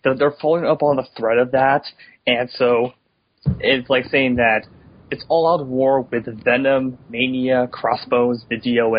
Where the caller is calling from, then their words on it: California, United States; I'm calling from California.